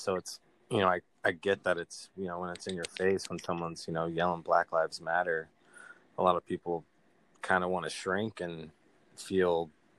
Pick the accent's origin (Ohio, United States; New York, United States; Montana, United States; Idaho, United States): Montana, United States; also born or lived in Missouri; very proud to be technically a Montanan, even though I was born in Missouri.